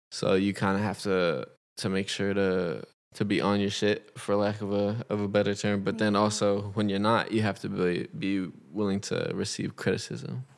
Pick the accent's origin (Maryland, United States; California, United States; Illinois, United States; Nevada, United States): California, United States; Los Angeles; I'm from Los Angeles, California.